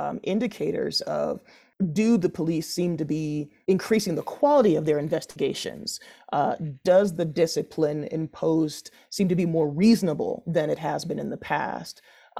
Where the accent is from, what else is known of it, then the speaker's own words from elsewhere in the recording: Denver, Colorado, United States; I grew up in Denver, in Park Hill, and then moved out to Southeast Denver in the Tech Center in Greenwood Village.